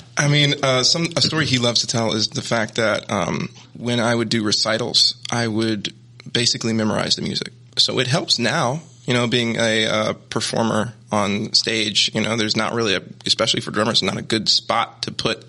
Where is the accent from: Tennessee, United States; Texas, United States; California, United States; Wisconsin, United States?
Tennessee, United States; Nashville; born or raised there